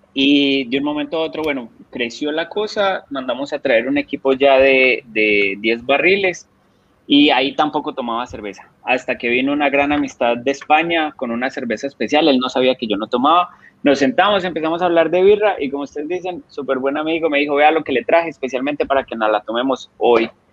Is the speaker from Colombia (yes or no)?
yes; Colombia; now in Costa Rica; salí de Colombia por la situación de que estaba pasando Colombia en ese momento